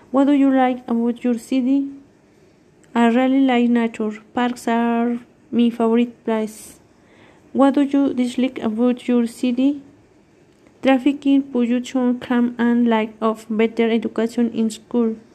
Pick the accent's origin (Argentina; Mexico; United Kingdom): Mexico; Mexico City; English is a second language; I am from Mexico City. How is your city? It is very tourist place, has several monuments.